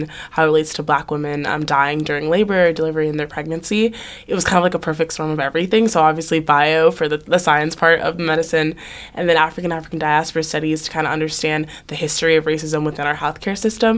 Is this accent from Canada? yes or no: no; Haiti; now in United States; I was from Haiti